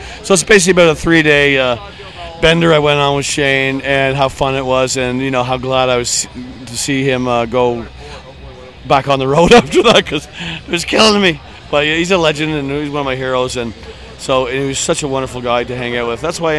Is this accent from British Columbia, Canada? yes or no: no; Toronto, Ontario, Canada; But I'm from Toronto, so it's pretty far away from here.